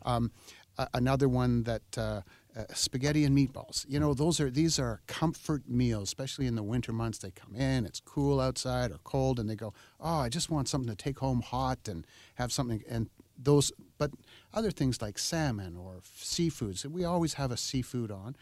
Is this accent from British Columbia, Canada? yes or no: yes; Oak Bay, British Columbia, Canada; I grew up in Oak Bay. I went to school in Oak Bay